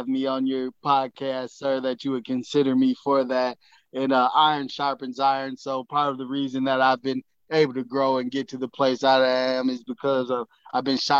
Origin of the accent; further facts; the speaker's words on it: Saginaw, Michigan, United States; moved away as an adult; also born or lived in Grand Rapids, Michigan; I was born and raised in Saginaw, Michigan